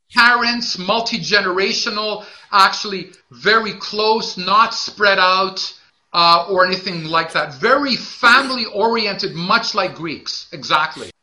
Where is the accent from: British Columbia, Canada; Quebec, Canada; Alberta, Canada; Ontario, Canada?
Quebec, Canada; Montreal; I'm also from Montreal.